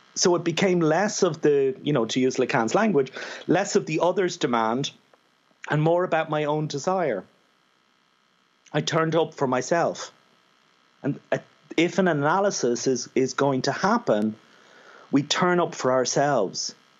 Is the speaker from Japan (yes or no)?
no; Ireland; being an Irishman